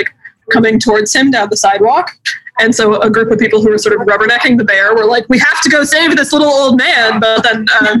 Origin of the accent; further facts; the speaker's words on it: Boulder, Colorado, United States; moved away as an adult; now in Portland, United States; I'm from Colorado, and I've been living here for about 12 years now. But I'm from Boulder